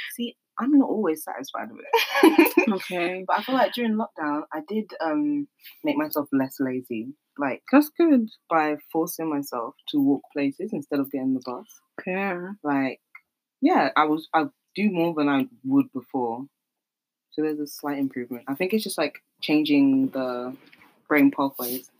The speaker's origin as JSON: {"language": "English", "region": "London", "country": "United Kingdom", "tie": "born or raised there", "said": "I'm from South London. Grew up in South London, South East London"}